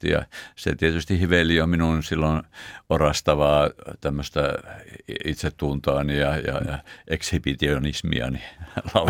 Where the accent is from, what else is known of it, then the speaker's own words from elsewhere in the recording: Nivala, North Ostrobothnia, Finland; Mä oon syntynyt siellä Nivalassa Kalajoki Laaksossa, Kalajoen rannalla oikeastaan oli meidän kotimme